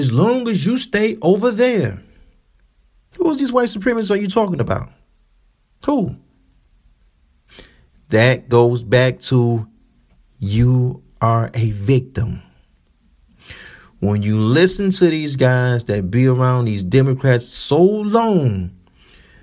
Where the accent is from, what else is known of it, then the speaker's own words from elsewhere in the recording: Detroit, Michigan, United States; I'm from Detroit